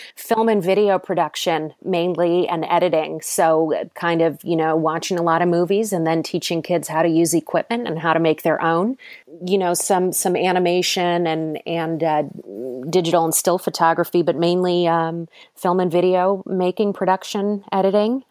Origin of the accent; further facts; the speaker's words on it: Cleveland, Ohio, United States; moved away as an adult; also born or lived in New York; I'm from Cleveland, um, Ohio originally.